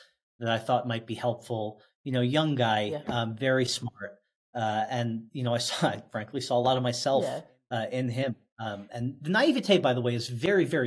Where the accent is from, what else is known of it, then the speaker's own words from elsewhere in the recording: Oceanside, New York, United States; in my hometown of Oceanside, New York